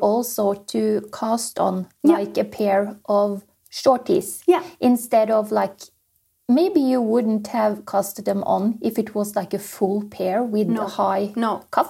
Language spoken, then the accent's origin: English; Norway; English is a second language